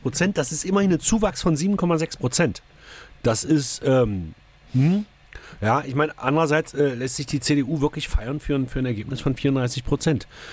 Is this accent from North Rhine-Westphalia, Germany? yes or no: no; Saxony-Anhalt, Germany; Bei uns in Sachsen-Anhalt